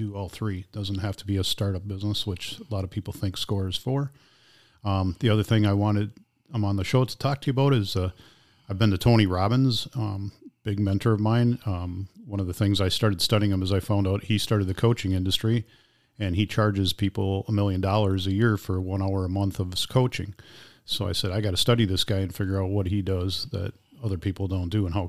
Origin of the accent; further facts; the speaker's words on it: Germany; born there; also born or lived in Texas / Neenah / Oshkosh / Green Bay; I actually was born in Germany, and my dad was in the service.